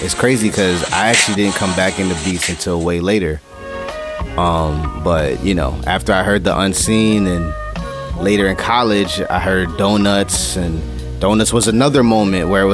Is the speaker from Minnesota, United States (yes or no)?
no; New York City, New York, United States; also born or lived in Valley Stream, New York; I'm originally from Jamaica, Queens. I moved when I was 12 to Valley Stream, Long Island. So, you know, that is where I grew up, you know, for the high school years